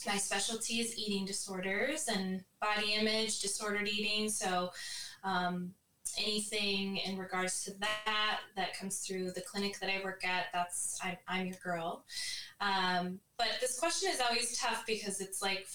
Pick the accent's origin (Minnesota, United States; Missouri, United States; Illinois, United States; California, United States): Minnesota, United States; rural; now in San Diego, United States; we're both originally from Minnesota